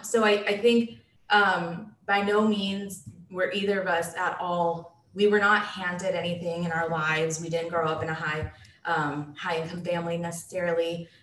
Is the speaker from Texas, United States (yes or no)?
yes; Dallas, Texas, United States; am born and raised in Dallas, Texas